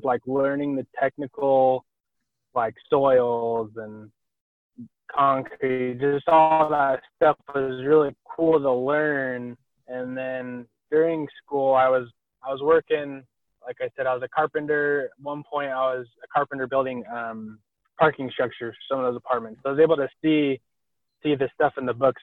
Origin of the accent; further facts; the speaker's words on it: Rexburg, Idaho, United States; I grew up in Rexburg